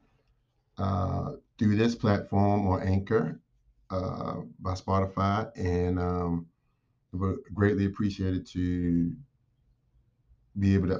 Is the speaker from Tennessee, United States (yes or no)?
no; Baltimore, Maryland, United States; moved away as an adult; I grew up in Baltimore, Maryland